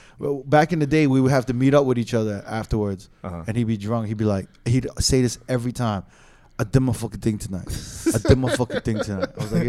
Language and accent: English; New York, United States; when I was growing up in New York.